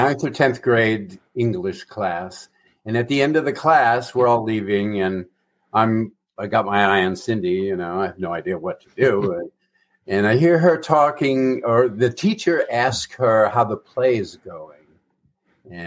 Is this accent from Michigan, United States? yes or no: yes; Ferndale, Michigan, United States; Ferndale, Michigan, suburbs north of Detroit